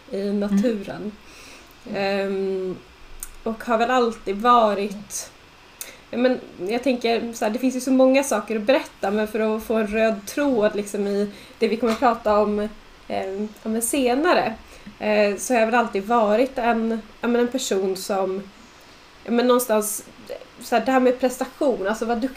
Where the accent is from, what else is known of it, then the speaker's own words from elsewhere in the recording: Jämtland, Sweden; jag är uppväxt i Jämtland. Av någon anledning så när man kommer från Jämtland så är det väldigt viktigt, så här, viktig del av ens identitet att säga att man är från Jämtland.